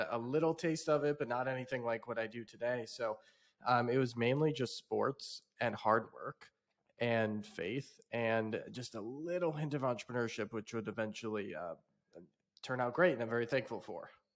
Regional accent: South Bend, Indiana, United States; I grew up in South Bend, Indiana, of all places

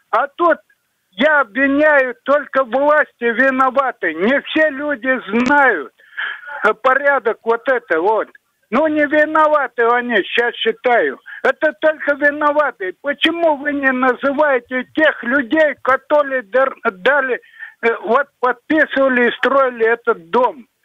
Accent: Tver Oblast, Russia; born there; я родился не в Красноярске, а в Тверской области.

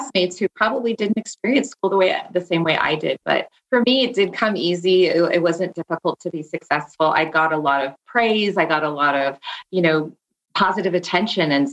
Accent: Castro Valley, California, United States; also born or lived in Santa Barbara, California; I grew up in the East Bay area of San Francisco

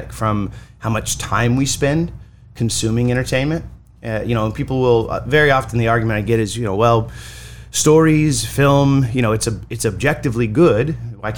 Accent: Los Angeles, California, United States; moved away as an adult; I grew up mostly in Hollywood, making movies

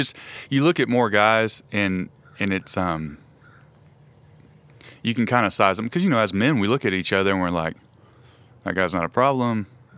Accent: Fort Worth, Texas, United States; also born or lived in Weatherford; You know, I went to high school in Weatherford, and I'm from Fort Worth, but ended up in high school in Weatherford.

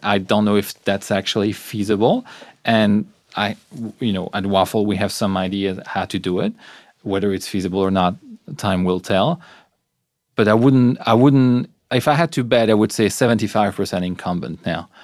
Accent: Belgium; I'm from Belgium

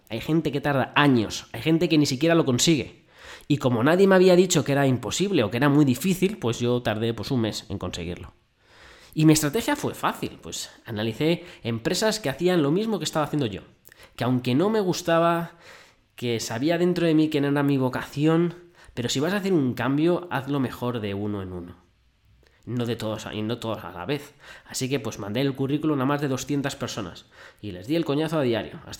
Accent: Madrid, Community of Madrid, Spain; Pues yo nací en Madrid, el 7 de mayo de 1982, así que si quieres saber mi edad, calcula.

